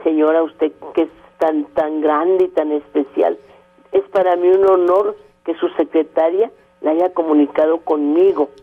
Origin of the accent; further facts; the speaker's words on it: Torreón, Coahuila, Mexico; moved away; also born or lived in Monterrey; en mi tierra, en Torreón